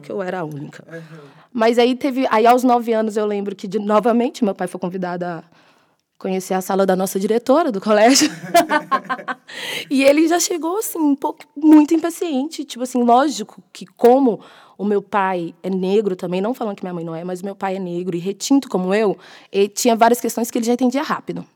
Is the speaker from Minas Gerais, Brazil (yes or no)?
yes; Belo Horizonte, Minas Gerais, Brazil; moved away as an adult; now in São Paulo, Brazil; sou mineira, né? A maior, a maior parte da minha formação foi em Belo Horizonte. Aí, quando eu vim para São Paulo